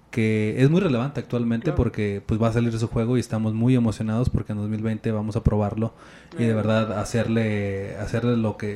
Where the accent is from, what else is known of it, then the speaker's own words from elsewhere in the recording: Mexico; Pero como buen mexicano nosotros no podemos